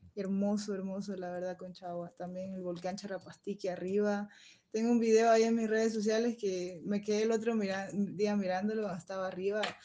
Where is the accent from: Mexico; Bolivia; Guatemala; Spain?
Bolivia; moved away as an adult; Sí conozco Bolivia, pero la verdad que conozco más otros países que mi mismo país